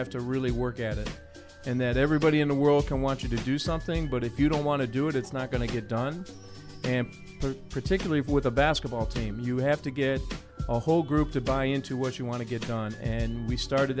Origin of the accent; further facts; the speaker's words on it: Chicago, Illinois, United States; Grew up around Sherman Park, 5637 South Loomis, and grew up in the city, played all my basketball in the parks